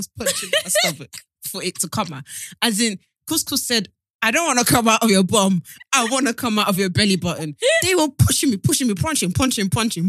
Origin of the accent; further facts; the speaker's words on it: Nigeria; I'm Nigerian